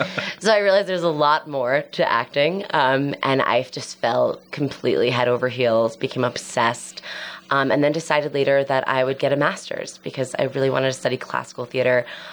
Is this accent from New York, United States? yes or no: yes; New City, New York, United States; also born or lived in Madison, Wisconsin; I grew up in New York, just right outside New York City, in a little town called New City.